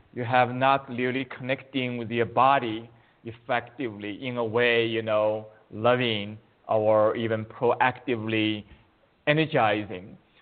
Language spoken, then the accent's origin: English; China; moved away as an adult; now in United States; I was born in China, and but uh, I came to U.S. 35 years ago as a graduate student in mathematics